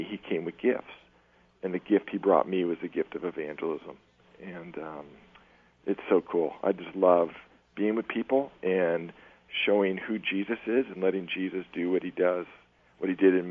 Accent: Novato, California, United States; now in Redwood City, United States; I grew up in Marin County in Novato

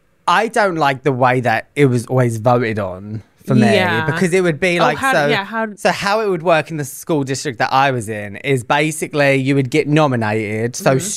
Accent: England, United Kingdom; now in United States; I came from England, and during my teacher training, I think I had like, overall, in both the schools I was at, I probably had about 4 students that had IEPs in England.

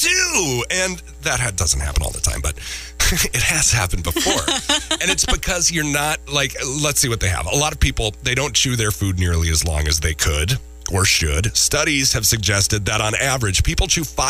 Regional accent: Minneapolis, Minnesota, United States; growing up in Minneapolis, we have a lot of family out east

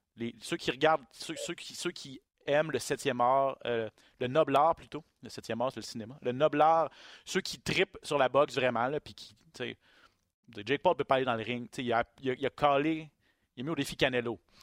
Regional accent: Quebec, Canada; chez nous au Québec

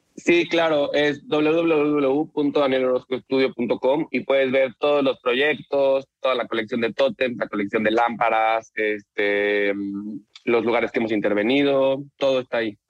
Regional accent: Mexico City, Mexico; moved away as an adult; now in Tulum, Mexico; soy de la Ciudad de México

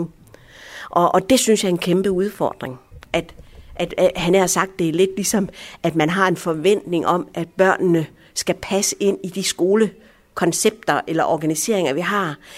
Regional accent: Aarhus, Central Denmark Region, Denmark; also born or lived in Allahabad, India; jeg er som mænd vokset op her i Vigeby, og godt nok ikke på denne her skole har jeg gået, men, men på en naboskole

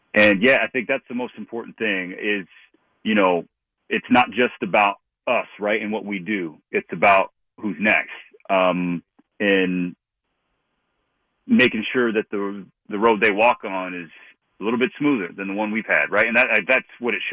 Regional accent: Long Beach, California, United States; You know, I was born in Long Beach and grew up south of LA.

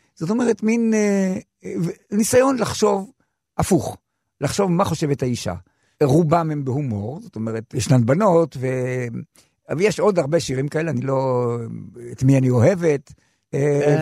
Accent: Yagur, Haifa District, Israel; שם נולדתי, שם כתבתי את השירים הראשונים שלי

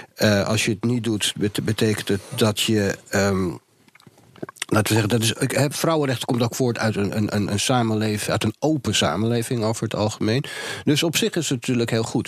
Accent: Amsterdam, North Holland, Netherlands; als Jordanees zijnde

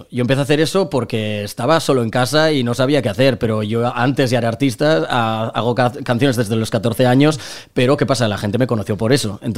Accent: Lleida, Catalonia, Spain; born there; also born or lived in Barcelona; now in Torrefarrera, Spain; yo he vivido ocho años en Barcelona, no soy de Barcelona, yo, yo nací en Lleida y vivo en Torre Torrefarrera ahora mismo, aunque nada me mudaré a Madrid

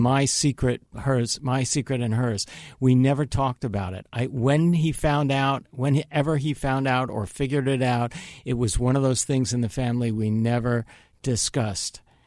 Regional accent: Long Island, New York, United States; born or raised there; also born or lived in Manhattan, New York; now in Los Angeles, United States

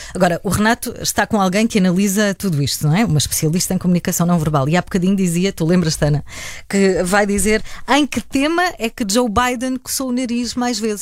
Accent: Algarve, Portugal; Eu, como algarvia

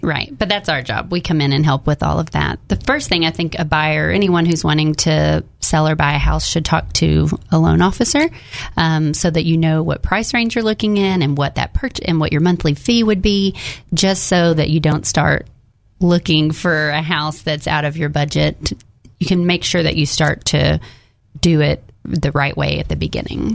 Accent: Jacksonville, Arkansas, United States; now in North Little Rock, United States

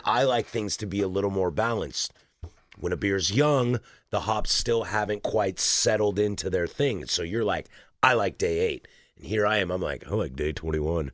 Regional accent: Spokane, Washington, United States; I was born in Spokane and went to school at Wazoo.

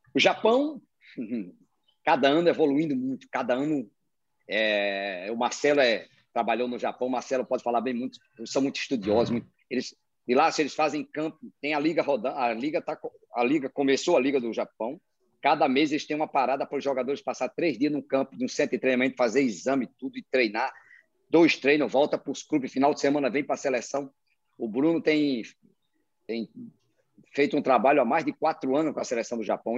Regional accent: Brazil; moved away as an adult; now in Kuwait; Eu, como brasileiro, trabalho fora

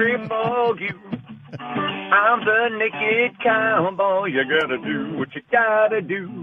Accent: Cincinnati, Ohio, United States; born or raised there; moved away

